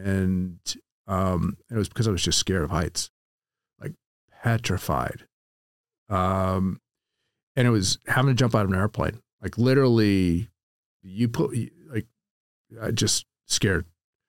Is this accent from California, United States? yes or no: yes; Sacramento, California, United States; moved away as an adult; now in Southern California, United States; Grew up in Sacramento, California.